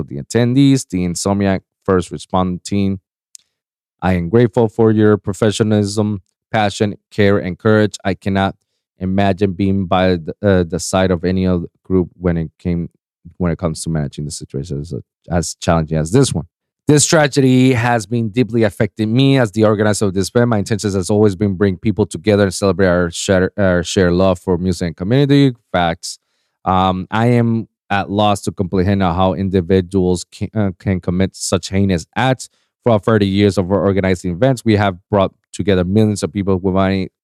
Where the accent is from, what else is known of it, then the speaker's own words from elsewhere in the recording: Puerto Rico; moved away; I left Puerto Rico, my hometown